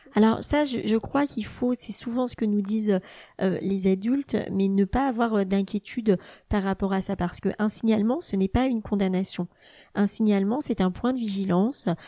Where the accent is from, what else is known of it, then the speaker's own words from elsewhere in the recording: Burgundy, Bourgogne-Franche-Comté, France; moved away as an adult; also born or lived in Dijon; now in Rennes, France; J'ai grandi euh, en Bourgogne avec ma maman institutrice et ma sœur dont je suis euh, très proche.